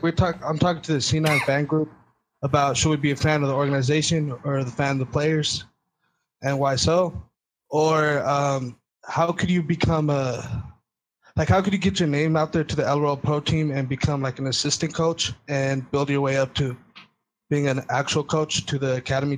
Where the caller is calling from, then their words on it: Stockton, California, United States; Stockton, California.